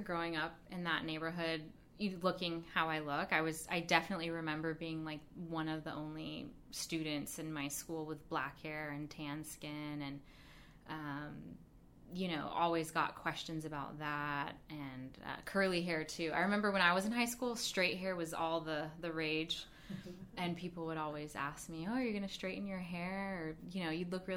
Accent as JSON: {"language": "English", "town": "Mission Viejo", "region": "California", "country": "United States", "tie": "born or raised there", "also_born_or_lived": "San Diego, California", "accent": "American", "moved": "as an adult", "lives_now": "Los Angeles, United States", "said": "Then we moved to an area of Orange County, Mission Viejo area"}